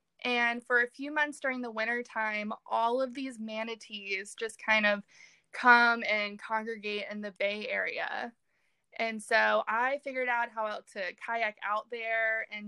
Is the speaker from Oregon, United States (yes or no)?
no; Richmond, Virginia, United States; I grew up outside of Richmond, Virginia